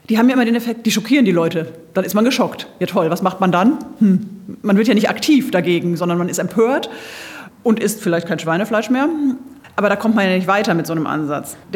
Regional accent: Bavaria, Germany; Ich komme aus Franken und äh, da wirklich in einer ganz kleinbäuerlichen Haltung

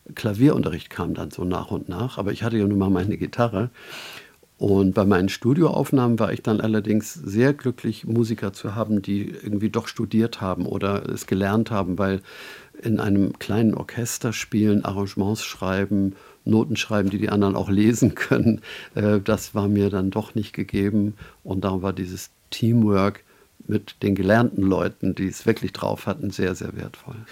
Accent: Northern Germany, Germany; als Norddeutscher

